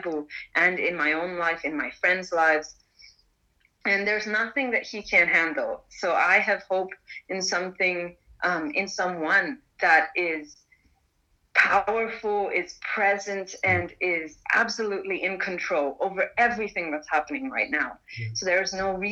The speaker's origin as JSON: {"language": "English", "country": "Malaysia", "tie": "born or raised there", "also_born_or_lived": "India", "moved": "as an adult", "lives_now": "Lausanne, Switzerland", "said": "I'm Indian, but I've grown up for most of my life in Malaysia"}